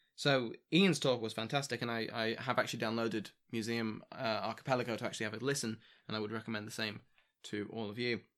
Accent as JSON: {"language": "English", "country": "United Kingdom", "said": "I'm British"}